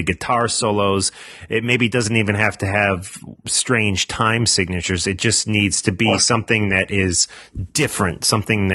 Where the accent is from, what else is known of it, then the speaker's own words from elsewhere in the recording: United States; As an American, I was recently up in Canada